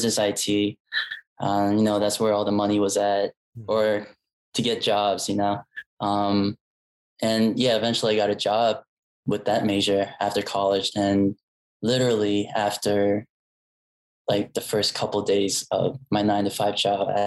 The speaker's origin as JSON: {"language": "English", "region": "Northern Virginia", "country": "United States", "tie": "born or raised there", "said": "from Northern Virginia, grew up, born and raised in Northern Virginia."}